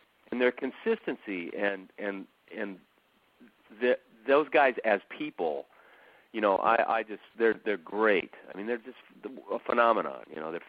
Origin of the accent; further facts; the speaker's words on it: Painesville, Ohio, United States; I was born in Painesville, which is a little area right outside of Cleveland.